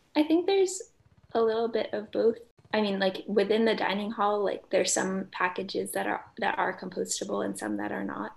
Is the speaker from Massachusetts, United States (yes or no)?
yes; Belmont, Massachusetts, United States; I'm from Belmont, Massachusetts